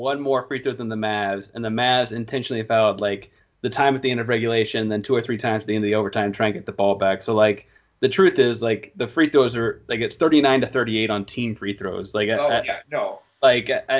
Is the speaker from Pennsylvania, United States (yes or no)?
no; Houston, Texas, United States; also born or lived in Beaumont, Texas / Austin, Texas / California; now in Dallas, United States; spending most of my time growing up in Houston, I went to college out in California, and I currently live in Dallas